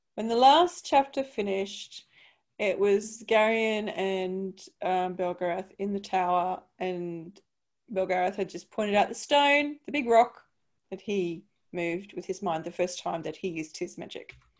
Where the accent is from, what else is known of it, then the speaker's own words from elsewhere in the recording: Brisbane, Queensland, Australia; moved away; I'm from Brisbane